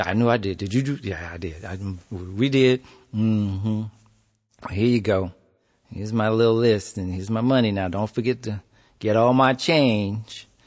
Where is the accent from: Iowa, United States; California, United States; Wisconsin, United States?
California, United States; Compton; also born or lived in Houston, Texas; we moved to Compton